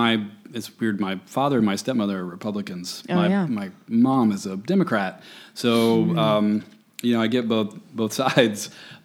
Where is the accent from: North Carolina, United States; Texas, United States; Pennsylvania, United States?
North Carolina, United States; Winston-Salem; moved away as an adult; also born or lived in Chapel Hill, North Carolina; now in Los Angeles, United States; I grew up in Winston-Salem. In North Carolina, home of RJR Tobacco.